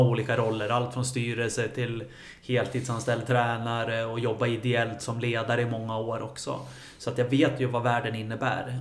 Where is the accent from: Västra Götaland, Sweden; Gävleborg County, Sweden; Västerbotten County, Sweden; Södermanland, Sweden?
Gävleborg County, Sweden; Gävle; som många andra killar som är födda och uppvuxna här i Gävle